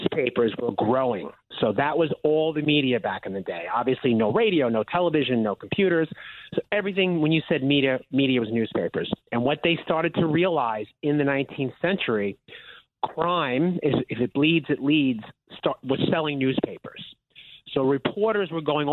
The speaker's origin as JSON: {"language": "English", "area": "Long Island", "region": "New York", "country": "United States", "tie": "born or raised there", "said": "I was born and raised on Long Island"}